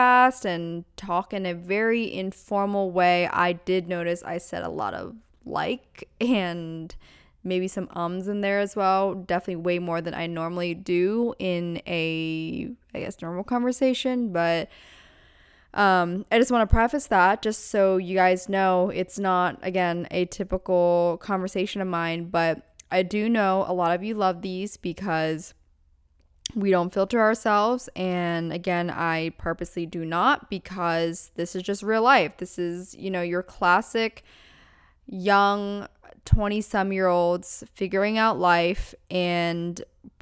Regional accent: Pennsylvania, United States; moved away; Pennsylvania, my hometown, or my home state rather

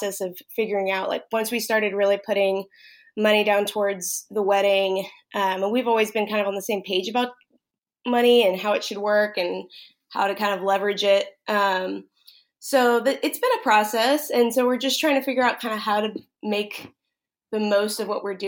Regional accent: Dallas, Texas, United States; also born or lived in San Antonio, Texas; I'm from Texas. I'm from the Dallas area

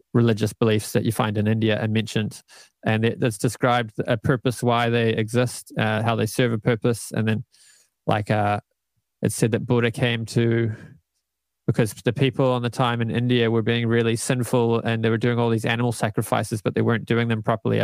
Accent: Canada; moved away as an adult; also born or lived in Auckland, New Zealand; now in New Zealand; moved to Canada when I was 8. I lived there for 11 years

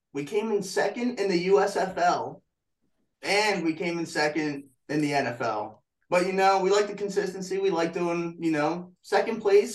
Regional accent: Newark, Delaware, United States; From Newark, Delaware.

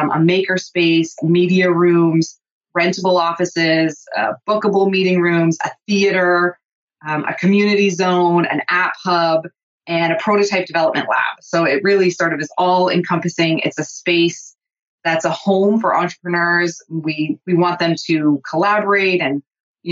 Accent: southernmost tip of Ontario, Canada; moved away as an adult; now in Thunder Bay, Canada; I'm not originally from Thunder Bay. I'm from the southernmost tip of Ontario. So I moved here to go to school

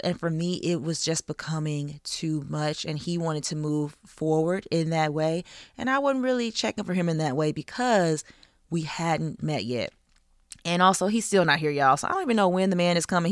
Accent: the South, United States; I grew up in the South

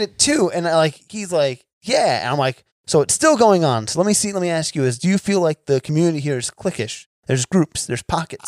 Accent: New Jersey, United States; moved away; I'm, I'm from New Jersey originally

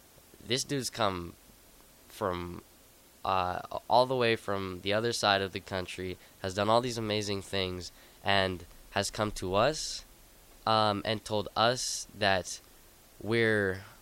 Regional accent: Lincoln, Nebraska, United States; I was born and raised here in Lincoln, Nebraska.

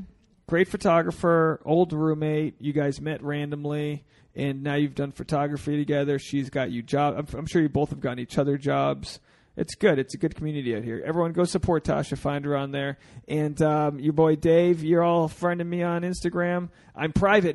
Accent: New England, United States; I'm from I'm from New England where we have a lot of uh, a lot of sea creatures in, in our meals

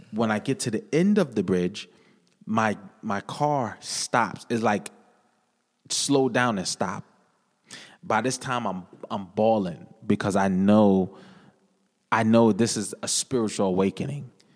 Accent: New London, Connecticut, United States; I hail from New London, Connecticut, born and raised, Whaler City, green and gold

